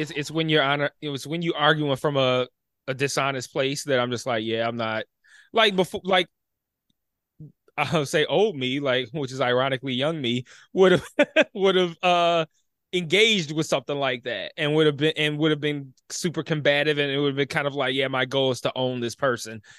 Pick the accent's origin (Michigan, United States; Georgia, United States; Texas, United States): Michigan, United States; Detroit; born and raised in Detroit